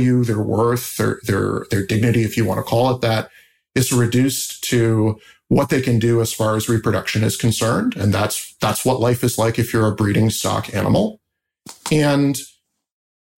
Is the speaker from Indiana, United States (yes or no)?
yes; Indiana, United States; I grew up in Indiana